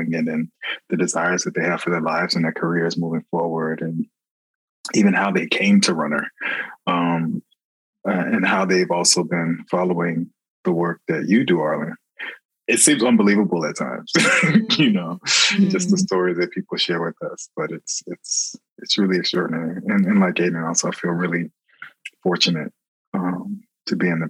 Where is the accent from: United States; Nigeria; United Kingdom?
United States; Hollywood, Florida; I grew up in Florida. I grew up in Hollywood, Florida